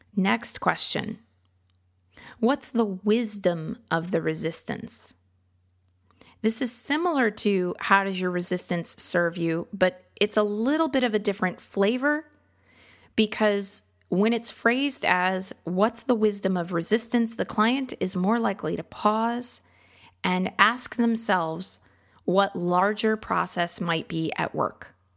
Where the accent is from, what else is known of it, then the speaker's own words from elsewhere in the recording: Midwest, United States; now in Austin, United States; I grew up in the Midwest